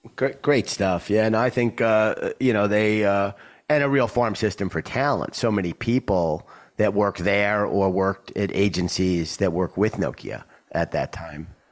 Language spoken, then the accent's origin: English; New York, United States; my hometown of New York.